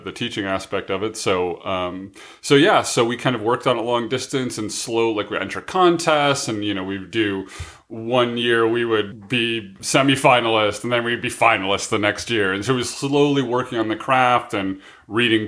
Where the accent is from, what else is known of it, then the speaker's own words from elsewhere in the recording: Midwest, United States; growing up in the Midwest